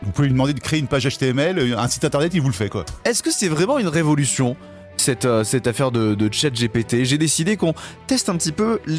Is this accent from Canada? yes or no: no; Pays de la Loire, France; Ouais, ouais, c'est plus, plus en Mayenne, je suis de Mayenne, euh, Nord-Mayenne.